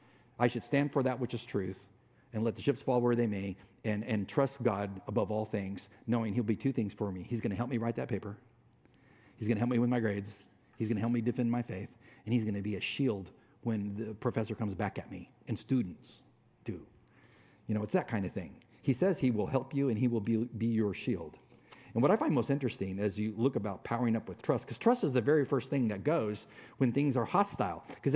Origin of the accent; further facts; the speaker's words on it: Mexican border, United States; Now, I grew up on the Mexican border, tons of Hispanic friends, authentic Mexican food.